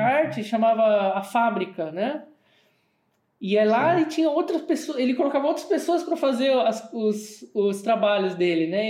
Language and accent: Portuguese; Brazil; moved away as an adult; now in Germany; aqui no Brasil